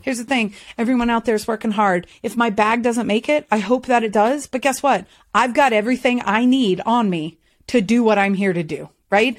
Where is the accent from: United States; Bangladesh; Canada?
United States; the South; I'm from the South